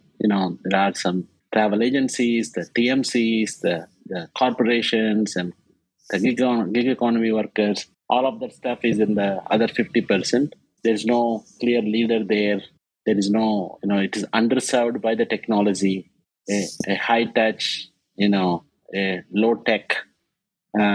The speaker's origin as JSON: {"language": "English", "country": "India", "tie": "born or raised there", "second_language": "English", "moved": "as an adult", "lives_now": "New York, United States", "said": "I came from India, a small village in India where an education is a real privilege and English is a third language"}